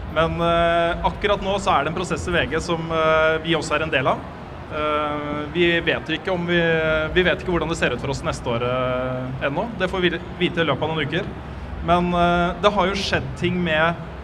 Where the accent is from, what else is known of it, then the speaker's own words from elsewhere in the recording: Sarpsborg, Østfold, Norway; født i, på sykehuset i Sjarsborg